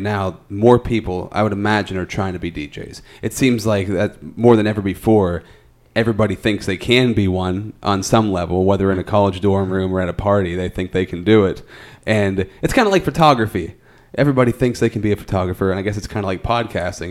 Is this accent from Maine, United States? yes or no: no; Altoona, Pennsylvania, United States; I'm from Altoona, and that's kind of what Altoona has always been